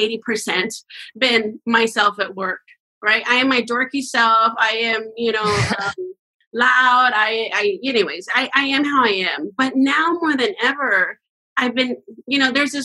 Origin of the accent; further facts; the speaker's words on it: Mexico; now in California, United States; I'm from Mexico